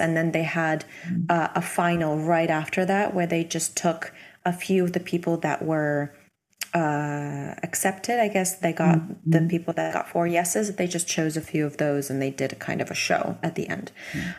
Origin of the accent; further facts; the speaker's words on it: Hamilton, Ontario, Canada; moved away as an adult; also born or lived in Milan, Italy; when I was 18, I moved from Toronto or close to Toronto, a city called Hamilton, to Milan